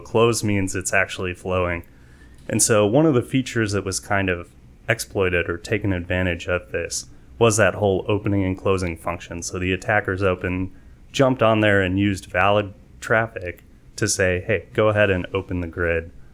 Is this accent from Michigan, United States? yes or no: no; San Antonio, Texas, United States; also born or lived in Waco, Texas / Fort Meade, Maryland; I'm here from San Antonio, so, uh, moved here in middle school